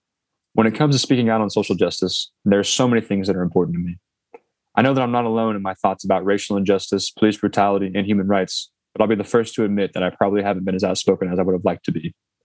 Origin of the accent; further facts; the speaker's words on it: Fort Wayne, Indiana, United States; now in Cincinnati, United States; as well as creating some JB3 summits in my hometown of Fort Wayne.